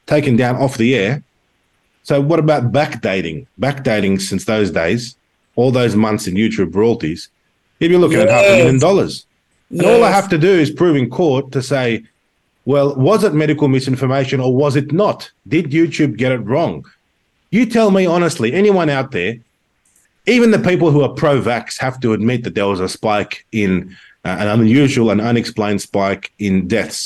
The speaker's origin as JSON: {"language": "English", "country": "Australia", "tie": "born or raised there", "said": "I'm a patriot of Australia. I was born here"}